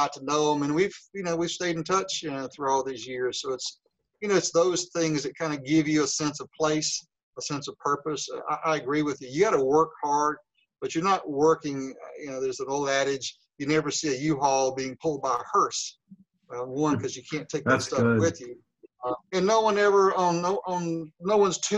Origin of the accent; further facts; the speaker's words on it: Decatur, Alabama, United States; I grew up in Decatur, Alabama.